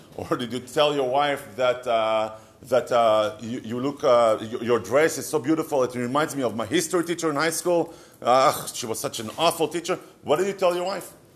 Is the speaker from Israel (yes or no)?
yes; Israel; accent: Israeli; English is a second language; moved away; years of me trying to get rid of my Israeli accent